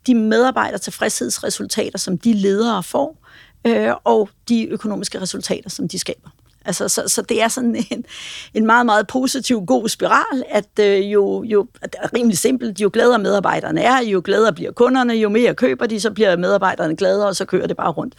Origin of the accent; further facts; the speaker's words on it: Denmark